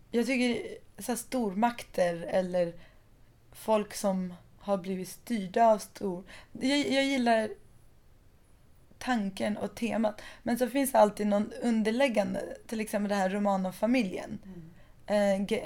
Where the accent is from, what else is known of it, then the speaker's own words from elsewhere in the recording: southern Iran, Iran; Som folk i både Afghanistan och Pakistan och södra Iran där jag kommer ifrån.